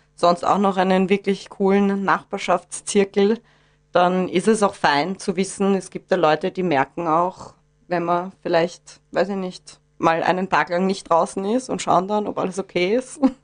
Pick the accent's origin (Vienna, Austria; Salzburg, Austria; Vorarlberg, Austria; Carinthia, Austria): Vienna, Austria; now in Gesäuse, Austria; bin gebürtige Wienerin